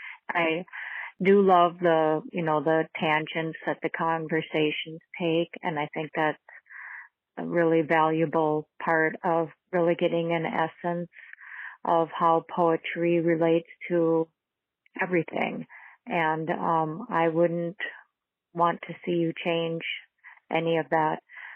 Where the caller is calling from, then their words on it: St. Cloud, Minnesota, United States; I'm calling from St. Cloud, Minnesota.